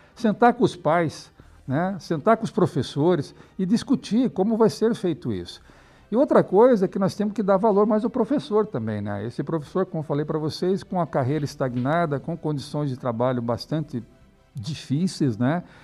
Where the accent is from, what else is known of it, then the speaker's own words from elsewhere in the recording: Curitiba, Paraná, Brazil; moved away; also born or lived in Europe; eu sou curitibano, né, vivo aqui há muitos anos, apesar de ter morado 10 anos fora do Brasil, na Europa